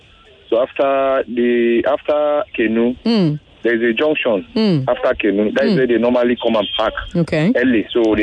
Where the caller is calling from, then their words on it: Ajao Estate, Lagos, Nigeria; Okay. Please, I'm calling from Ajao.